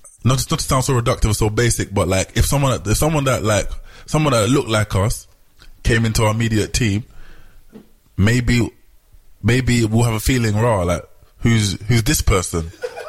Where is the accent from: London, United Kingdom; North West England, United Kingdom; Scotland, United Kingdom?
London, United Kingdom; moved away as an adult; now in Amsterdam, Netherlands; I was from London.